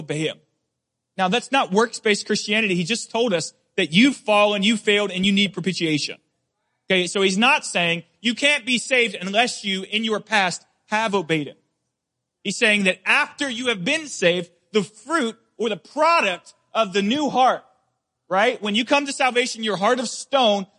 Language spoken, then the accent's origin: English; Deep South, United States; I grew up in the Deep South.